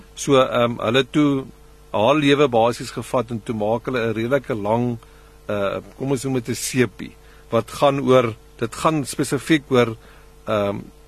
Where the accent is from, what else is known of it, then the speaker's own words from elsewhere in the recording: South Africa; ons ander mense in Suid-Afrika